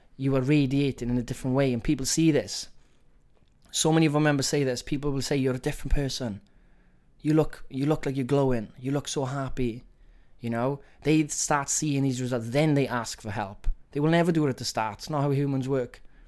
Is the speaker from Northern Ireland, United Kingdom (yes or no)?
no; Wales, United Kingdom; accent: Welsh; my Welsh accent